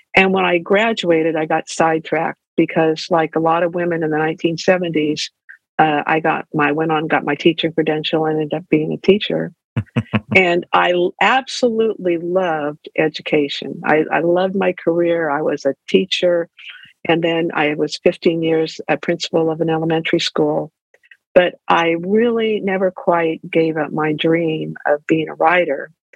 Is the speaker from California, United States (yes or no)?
yes; Ventura, California, United States; also born or lived in Davis, California; I grew up in Ventura